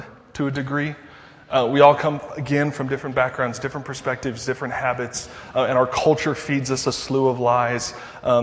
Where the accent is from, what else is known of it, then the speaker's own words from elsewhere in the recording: Denver, Colorado, United States; I'm from Denver